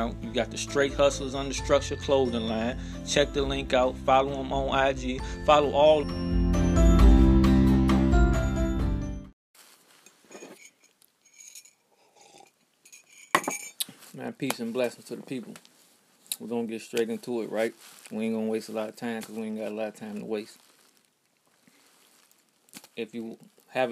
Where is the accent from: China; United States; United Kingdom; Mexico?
United States; we black Americans